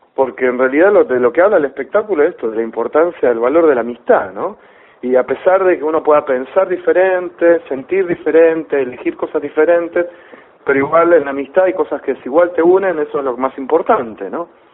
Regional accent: Rosario, Santa Fe, Argentina; moved away; yo vivía en Rosario, porque yo soy de Rosario.

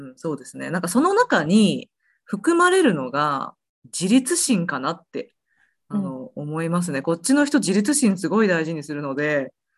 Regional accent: Osaka, Japan; moved away as an adult; also born or lived in Kansai; now in United States; 私は大阪人なので

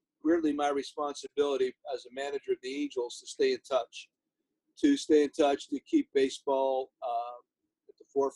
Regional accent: Hazleton, Pennsylvania, United States; now in Long Beach, United States; I grew up in Pennsylvania

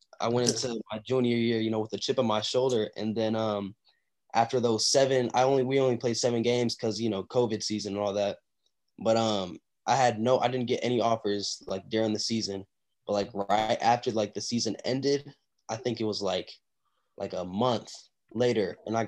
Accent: Tulsa, Oklahoma, United States; born there; now in Texas, United States; So I was born in Tulsa, Oklahoma. And, you know, the football there is, like, it's okay, but it's not, you know, that highly, like, there's not a lot of recruits coming out of Oklahoma, Tulsa, Oklahoma.

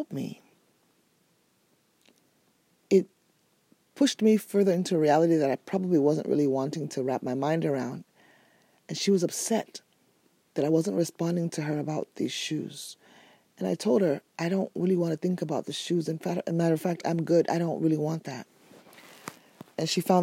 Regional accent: Nigeria; I'm Nigerian

